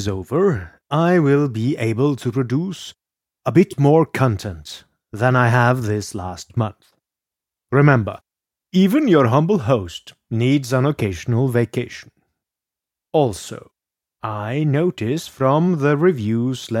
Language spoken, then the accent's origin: English; Norway; English is a second language; also born or lived in Scotland; But I am not American. I am a Norwegian who studied in Scotland, so my accent is a bit unusual